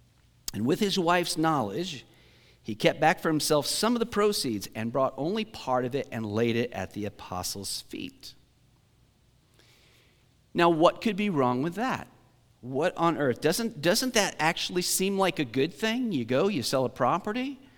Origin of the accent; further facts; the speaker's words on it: Great Bend, Kansas, United States; I mean, I grew up in Great Bend.